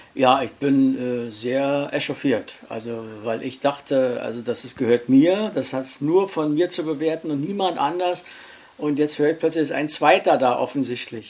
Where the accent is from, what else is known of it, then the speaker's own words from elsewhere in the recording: Berlin, Germany; Ich bin geboren in Charlottenburg, ich lebe in Charlottenburg und hier befriede ich meinen Alltag